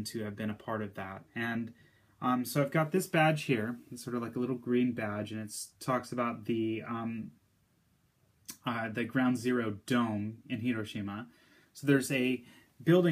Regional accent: United States; as an American

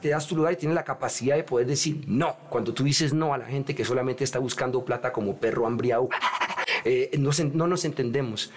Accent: Colombia; moved away; also born or lived in Europe / New York; me gusta estar en mi tierrita. Yo viví mucho tiempo afuera de Colombia

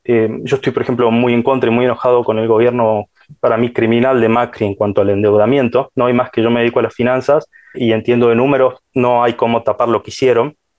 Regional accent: Salta, Argentina; yo soy de Salta, ¿no? Parece, se les darán cuenta por mi tonada

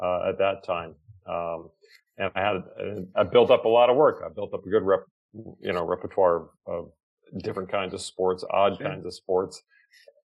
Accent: the South, United States; moved away; also born or lived in California; in the South where I was born

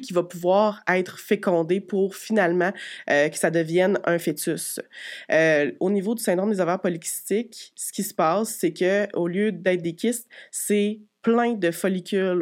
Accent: Quebec City, Quebec, Canada; j'ai 32 ans, je viens de Québec

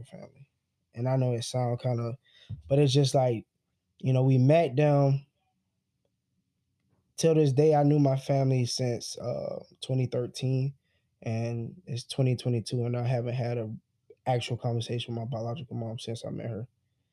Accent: South Carolina, United States; we're from South Carolina.

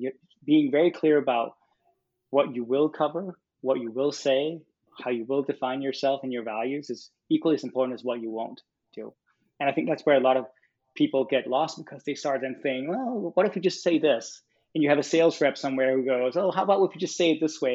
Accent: Copenhagen, Capital Region of Denmark, Denmark; moved away as an adult; also born or lived in California; I'm from Copenhagen, Denmark

